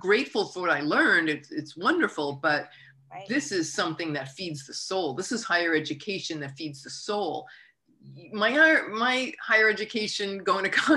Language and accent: English; United States; as an American